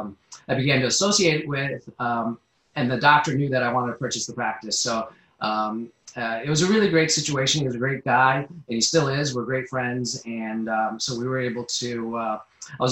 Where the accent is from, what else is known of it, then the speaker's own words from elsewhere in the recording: Connecticut, United States; also born or lived in New Jersey / Philadelphia; I grew up in Connecticut